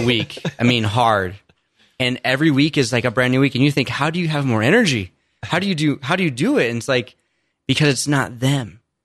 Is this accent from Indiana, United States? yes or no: yes; Indiana, United States; I grew up in Indiana, only child, mom and dad, not really faith filled